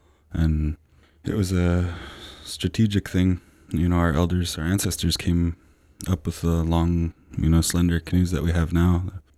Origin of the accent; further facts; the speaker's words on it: Brentwood Bay, British Columbia, Canada; I'm from the Sartlip First Nation out in Brentwood Bay.